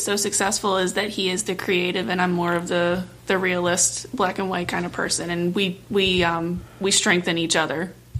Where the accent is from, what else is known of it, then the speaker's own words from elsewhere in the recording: Anne Arundel County, Maryland, United States; Born and raised in Anne Arundel County.